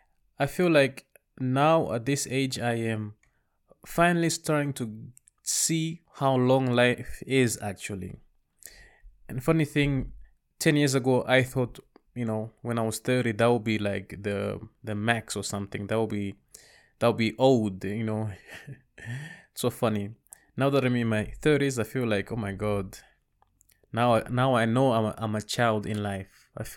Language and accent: English; Rwanda; also born or lived in Congo / Zambia; now in Netherlands; I was born and raised in Rwanda, and right around 1994, we fled the country because of the genocide that happened against the Tutsis. We bounced around a few countries. I lived in Congo, Zambia, and then at the end we moved to Europe